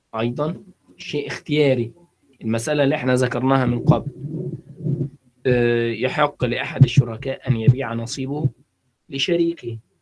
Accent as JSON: {"language": "Arabic", "country": "Egypt", "said": "عندنا في مصر"}